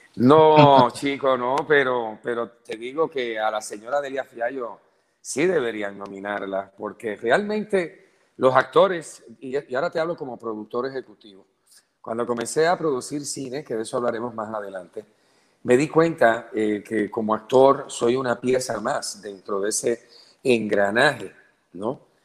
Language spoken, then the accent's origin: Spanish; Puerto Rico; moved away as an adult; also born or lived in Venezuela / Colombia / Mexico / Spain; un hombre que nació aquí, que se desarrolló aquí, que se tuvo que exiliar